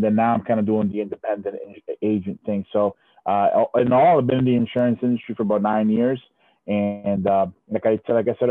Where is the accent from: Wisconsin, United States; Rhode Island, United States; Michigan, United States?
Rhode Island, United States; Providence; moved away as an adult; also born or lived in Puerto Rico / Dominican Republic / Florida; I was raised in Providence, Rhode Island.